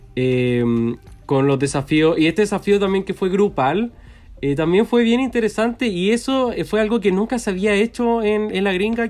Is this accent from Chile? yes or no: yes; Chile; soy chileno